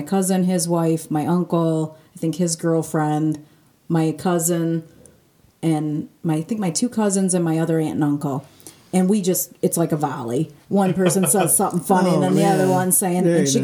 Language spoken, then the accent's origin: English; Mount Clemens, Michigan, United States; I grew up in Mount Clemens.